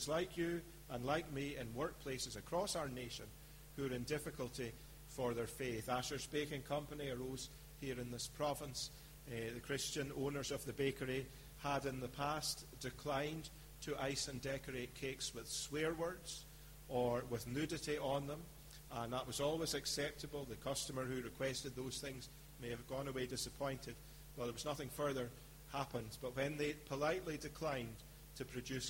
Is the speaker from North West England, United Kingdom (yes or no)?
no; Scotland, United Kingdom; moved away; I'm a Scotsman by birth